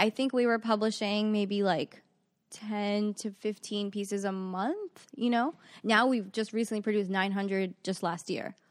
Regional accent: Long Island and Queens, New York, United States; also born or lived in Firozabad, India / Bayside, Queens; I moved here when I was five. We grew up on the cusp of Long Island and Queens

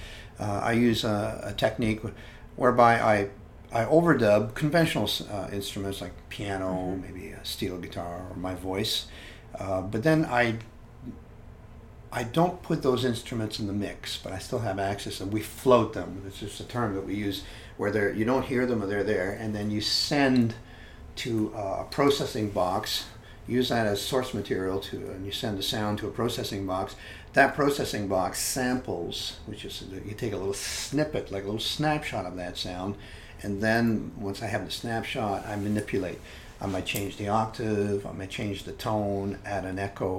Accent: Hamilton, Ontario, Canada; In the town where I grew up in Canada, they were relocating the library, and the library vacated the most beautiful old building in the city of Hamilton.

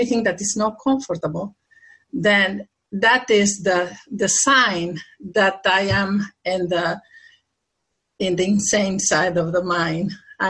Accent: Argentina; also born or lived in Brazil; now in United States; I'm living here now in the U.S. and this I'm originally from Argentina

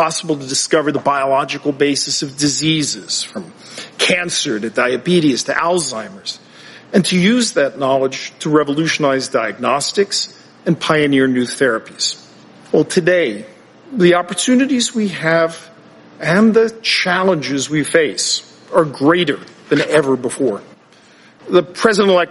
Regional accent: New York City, New York, United States; as a kid growing up in Brooklyn

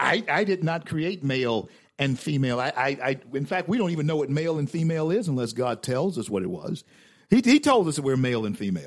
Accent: Louisiana, United States; my home state of Louisiana.

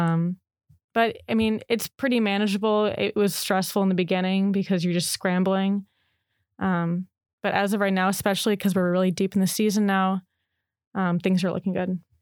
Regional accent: Chicago, Illinois, United States; moved away as an adult; now in Oregon, United States; I'm from Chicago

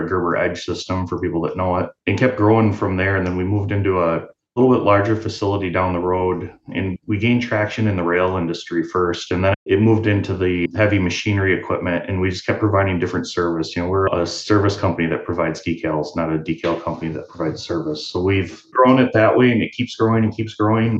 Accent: Mason County, Michigan, United States; I grew up in Mason County here

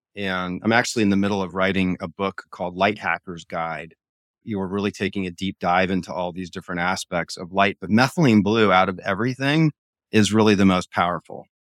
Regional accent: Hawaii, United States; I grew up in Hawaii

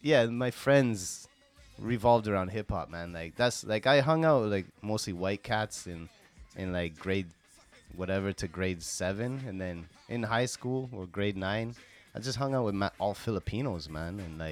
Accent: Toronto suburbs, Ontario, Canada; moved away as an adult; now in Japan; I'm from the Toronto suburbs, man.

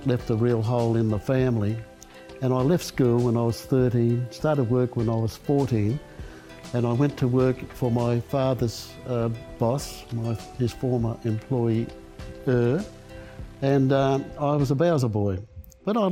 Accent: Gold Coast, Queensland, Australia; When I was growing up as a kid, it was like a little village, actually.

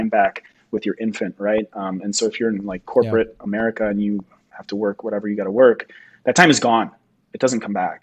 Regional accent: Michigan, United States; now in Denver, United States; I grew up in Michigan, so I kind of like saw all seasons all year

